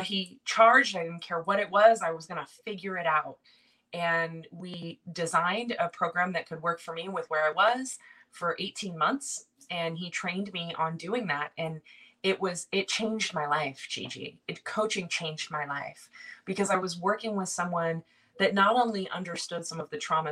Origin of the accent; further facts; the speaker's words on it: Silicon Valley, Bay Area, California, United States; moved away as an adult; also born or lived in upstate New York; now in New York, United States; I'm from Silicon Valley in the Bay Area, just south of San Francisco